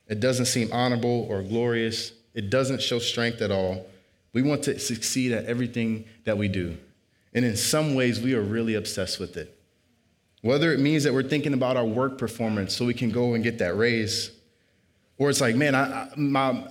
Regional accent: South Bend, Indiana, United States; moved away as an adult; also born or lived in Bowling Green, Ohio; So I grew up in South Bend, Indiana.

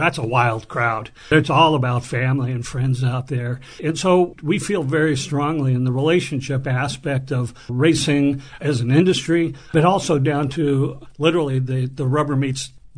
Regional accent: Los Angeles, California, United States; I was born and raised in Los Angeles

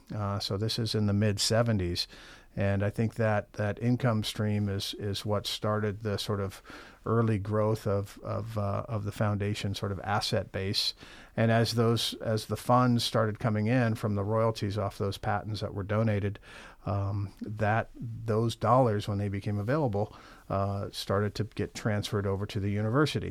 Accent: Champaign, Illinois, United States; now in Michigan, United States; I'm from Illinois originally. I grew up in Champaign, Urbana

